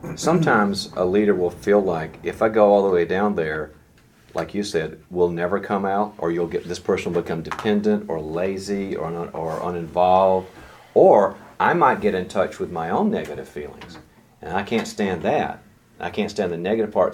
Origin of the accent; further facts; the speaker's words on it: the South, United States; I'm from the South